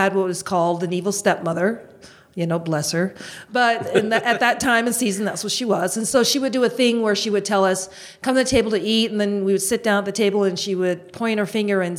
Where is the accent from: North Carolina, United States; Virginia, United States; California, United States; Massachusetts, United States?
Massachusetts, United States; Boston; I'm born and raised in Boston.